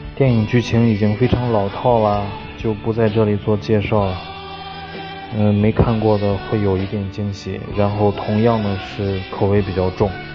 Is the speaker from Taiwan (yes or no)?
no; China; 作为中国人